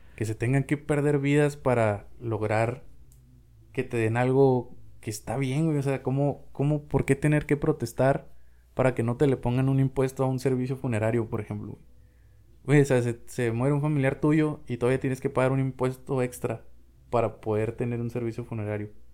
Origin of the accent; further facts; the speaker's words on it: Mexico; somos mexicanos, somos latinoamericanos